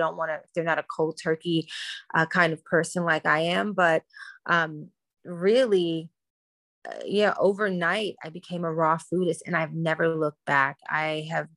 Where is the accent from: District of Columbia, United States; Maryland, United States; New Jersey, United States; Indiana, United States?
District of Columbia, United States; Washington; I grew up in Washington, D.C. when it was the murder capital